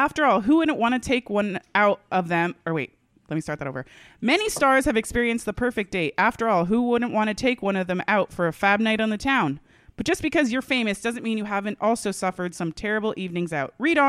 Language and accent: English; Australia; I'm Australian. My profile said I was Australian.